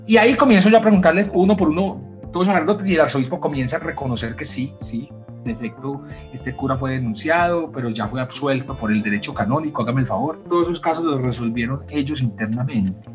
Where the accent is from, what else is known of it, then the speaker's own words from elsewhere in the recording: Medellín, Antioquia, Colombia; la ciudad donde te criaste, Medellín